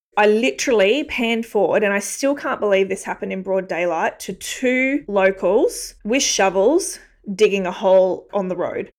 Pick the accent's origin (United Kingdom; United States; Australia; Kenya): Australia; Brisbane, Queensland; I'm actually Brisbane born and bred